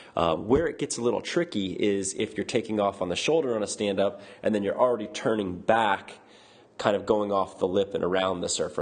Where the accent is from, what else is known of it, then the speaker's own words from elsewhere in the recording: Florida, United States; moved away; I grew up in Florida